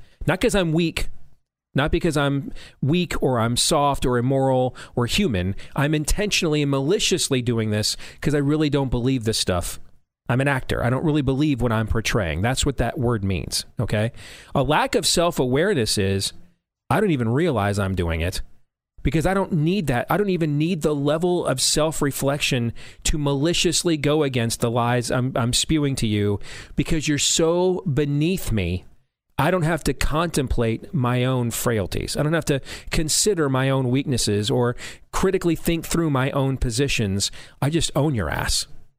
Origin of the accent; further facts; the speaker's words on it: Missouri, United States; playing in my home state of Missouri